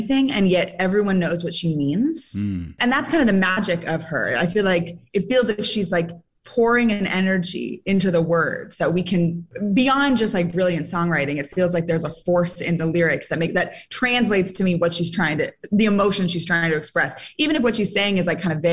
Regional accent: San Francisco, California, United States; I'm from San Francisco.

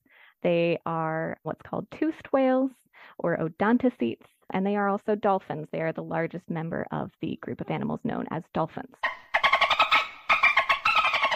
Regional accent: California, United States; I'm actually from California

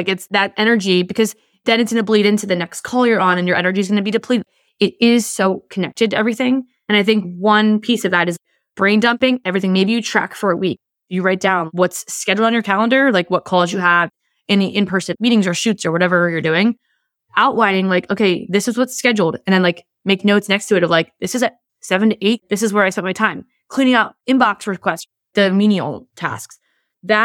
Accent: New Jersey, United States; I'm from New Jersey. I'm passionate. We love to use language.

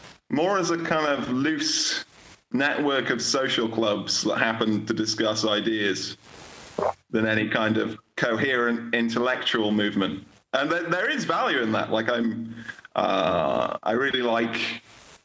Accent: England, United Kingdom; moved away as an adult; now in Poland; I was born in England, but I live in Poland.

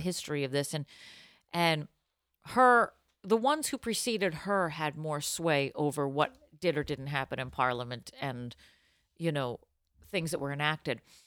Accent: Boston, Massachusetts, United States; I'm from Boston

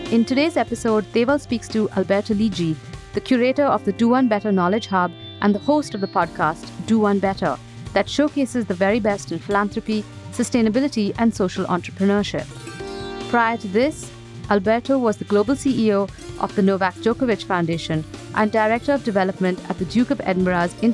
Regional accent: Argentina; also born or lived in United States / Canada / Luxembourg / Switzerland; now in United Kingdom; I'm originally from Argentina and I'm a paragon of globalization, you could say. I lived in the US and in Canada, uh, Luxembourg, Switzerland, and now here in the UK.

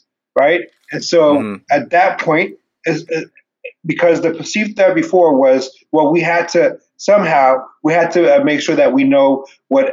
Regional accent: Ethiopia; moved away; I come from Ethiopia. I was born in 1974.

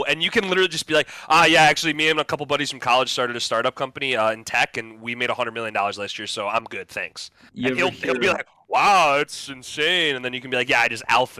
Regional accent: Midwest, United States; growing up in the Midwest.

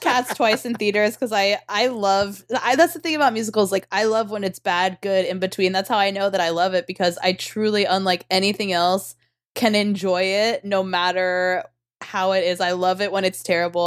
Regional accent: Tulsa, Oklahoma, United States; I'm from Tulsa

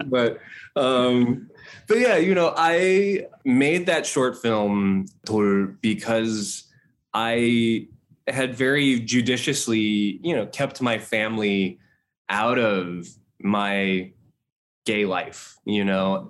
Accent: Los Angeles, California, United States; I grew up in Hawthorne and Torrance and Redondo Beach

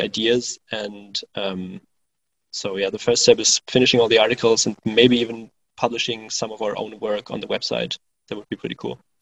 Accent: Berlin, Germany; moved away as an adult; now in Cologne, Germany; I'm originally from Berlin, so the capital of Germany, and back in 2014, I moved to Cologne

